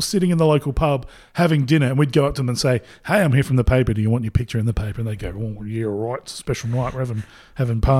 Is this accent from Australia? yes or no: yes; Port Pirie, South Australia, Australia; So I grew up in Port Pirie and went to the local Catholic school there.